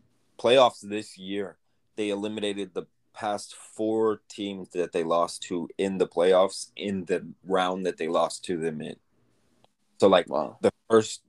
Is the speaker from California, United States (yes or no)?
no; Kentucky, United States; now in Hawaii, United States; I was born and raised in Kentucky and then came out here to Hawaii and kind of been on the rock ever since.